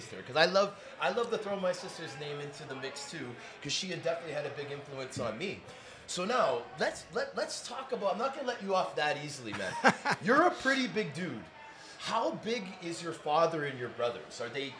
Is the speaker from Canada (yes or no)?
yes; Toronto, Ontario, Canada; we're both Toronto boys, okay?